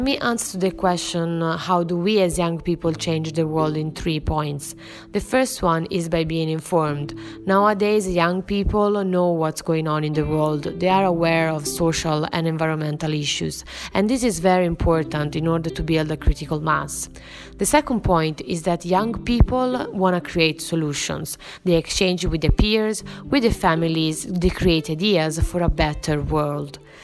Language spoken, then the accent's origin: English; Italy; I'm from Italy